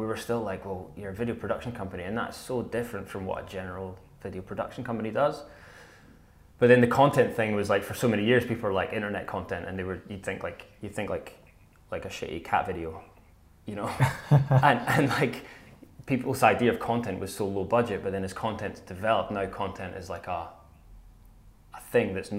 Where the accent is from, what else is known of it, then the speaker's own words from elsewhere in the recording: Scotland, United Kingdom; I love Scotland, though, so I'm always going to speak passionately about my home country